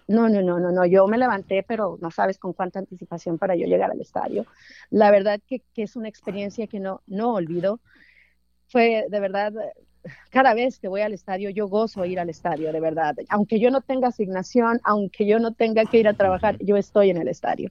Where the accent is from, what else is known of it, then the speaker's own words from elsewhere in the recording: San Juan del Río, Durango, Mexico; now in Los Angeles, United States; Yo nací en, Durango, en, el, un municipio que se llama San Juan del Río, en la cuna de, Francisco Villa